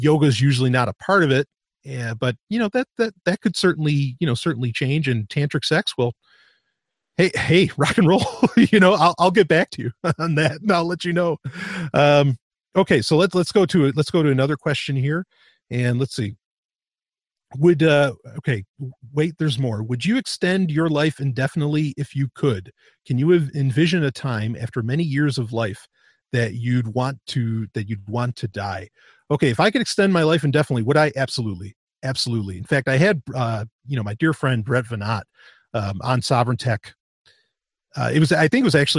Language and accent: English; United States; growing up in America in the 90s, like that's when I was a teenager